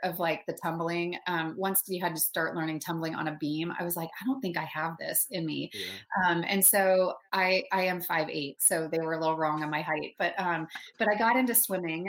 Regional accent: Dallas, Texas, United States; moved away as an adult; also born or lived in Denver, Colorado / Michigan; I was raised in a suburb in Dallas, Texas, which, you know, I don't have the accent all the time, but I can totally throw it on

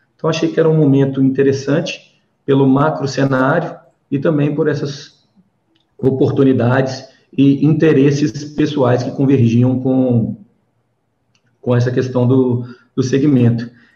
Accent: Belo Horizonte, Minas Gerais, Brazil; accent: mineirês; also born or lived in São Paulo; A gente mineiro, né? Eu sou de Belo Horizonte, natural daqui, crescido aqui, já morei em São Paulo, enfim, fora também

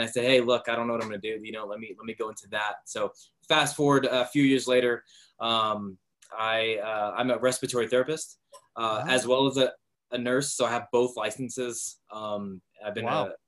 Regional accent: Vallejo, California, United States; I grew up in Vallejo, California

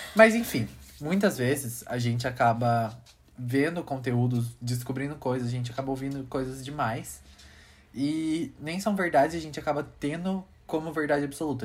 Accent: Brazil; nossa cultura brasileira

